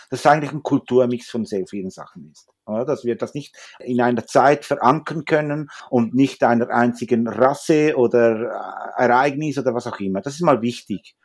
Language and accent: German; Zürich, Switzerland; also born or lived in Huelva, Spain; ich bin eigentlich in Zürich eigentlich geboren